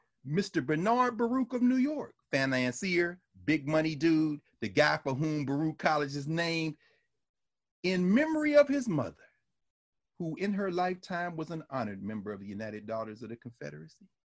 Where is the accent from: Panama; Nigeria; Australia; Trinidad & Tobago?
Nigeria; I'm Nigerian. Let me tell you, that's what they call the Brothers War in Nigeria.